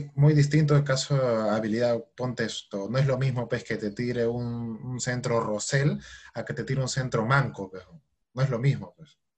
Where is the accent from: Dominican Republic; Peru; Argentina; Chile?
Peru; los equipos peruanos siempre nos representen mal